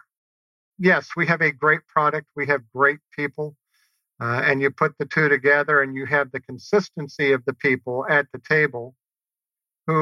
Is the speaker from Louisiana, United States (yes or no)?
yes; New Orleans, Louisiana, United States; growing up in New Orleans.